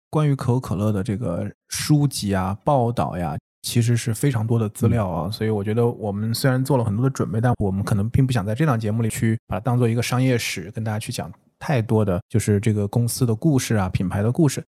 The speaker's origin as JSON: {"language": "Chinese", "country": "China", "said": "尤其我们中国人因为是偏制造为主的国家"}